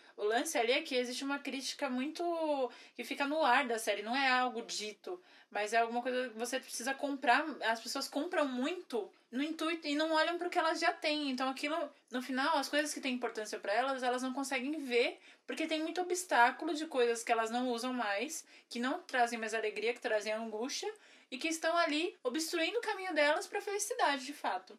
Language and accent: Portuguese; Brazil; como brasileira